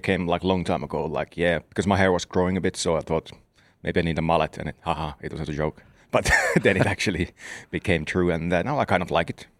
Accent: Southern Finland, Finland; in the south of Finland where I'm from

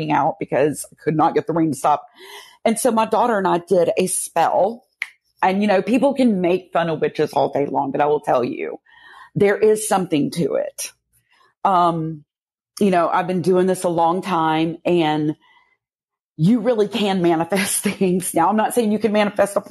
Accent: Louisiana, United States; moved away; I'm originally from Louisiana

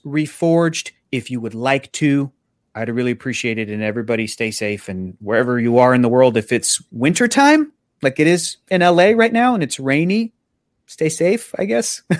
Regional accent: San Diego, California, United States; I grew up in San Diego

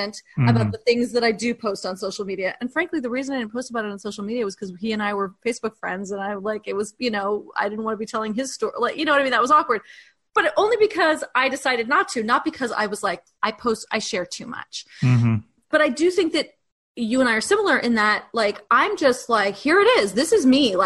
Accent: New York, United States; we're both from New York

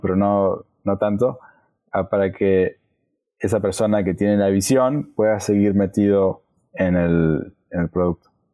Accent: Argentina; Soy de Argentina

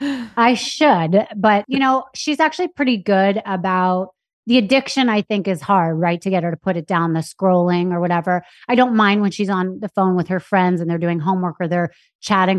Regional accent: New York City, New York, United States; born or raised there; also born or lived in Anchorage, Alaska

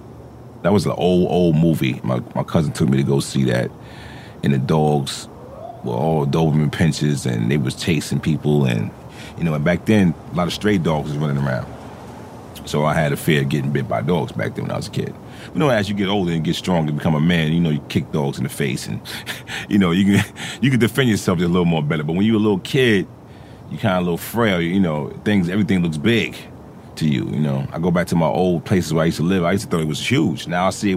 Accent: New York City, New York, United States; I grew up in the Jecks

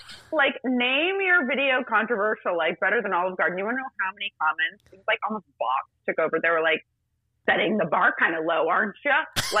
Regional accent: Rome, Lazio, Italy; born there; I was born in Rome.

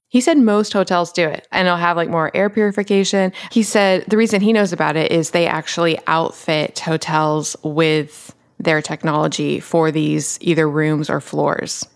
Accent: Atlanta, Georgia, United States; moved away; growing up in Atlanta

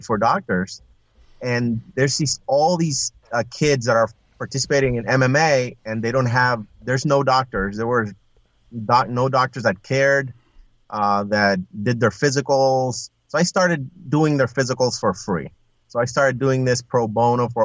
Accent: Puerto Rico; moved away as an adult; also born or lived in Iowa; I was originally from Puerto Rico, but I accepted a job position in Iowa, of all places.

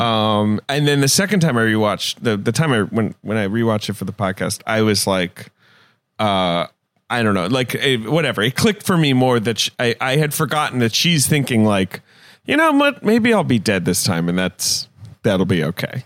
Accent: London, United Kingdom; moved away; also born or lived in United States; I grew up in London

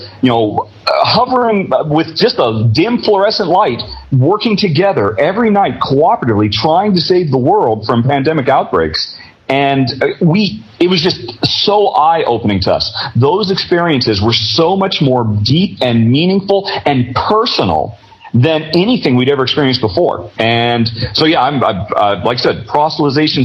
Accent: United States; moved away as an adult; now in Europe; I'm an American, but I've lived in Europe for the last decade

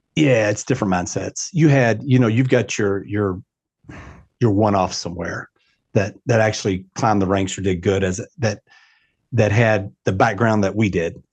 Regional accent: Louisville, Kentucky, United States; Yes, I grew up in Louisville my entire life, uh, actually the, the, what's called the West End of Louisville

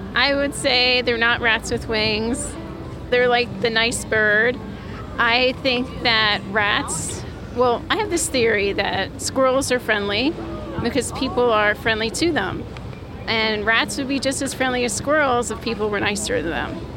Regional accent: New York City, New York, United States; I grew up in Greenwich Village, and I still live here

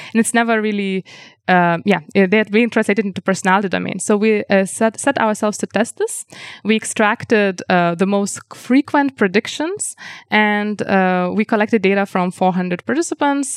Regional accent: Lithuania; first language Lithuanian; English is a second language; now in Vienna, Austria; my native language, language, Lithuanian

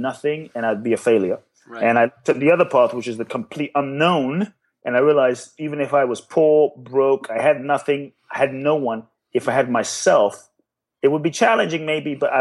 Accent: London, United Kingdom; also born or lived in Ghana; now in United States; I grew up in London. So I was in London.

